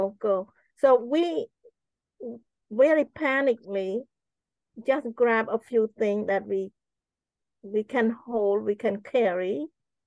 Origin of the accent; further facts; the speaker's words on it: Cambodia; moved away as an adult; now in United States; I grew up in Cambodia.